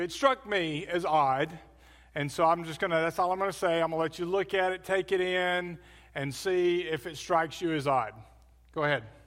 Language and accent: English; Birmingham, Alabama, United States; moved away as an adult; also born or lived in New Orleans; I grew up in Birmingham, Alabama.